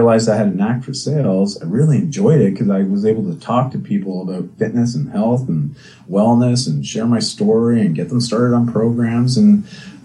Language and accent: English; outside of Toronto, Ontario, Canada; moved away as an adult; also born or lived in British Columbia; when I grew up outside of Toronto in Ontario